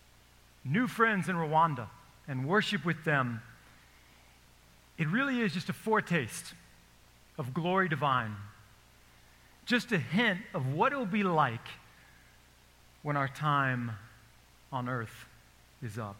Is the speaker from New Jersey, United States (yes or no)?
no; Texas, United States; I'm from Texas